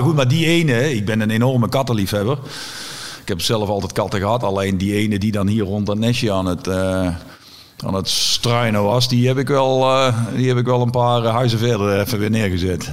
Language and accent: Dutch; Netherlands; waar ik geboren ben, in het Bos